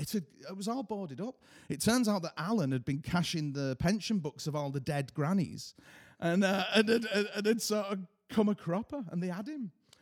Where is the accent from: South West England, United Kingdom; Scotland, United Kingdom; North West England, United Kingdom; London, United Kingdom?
North West England, United Kingdom; Haydock; where I grew up in Haydock, which is a horrible little place down the road there, we used to go, because we were poor-like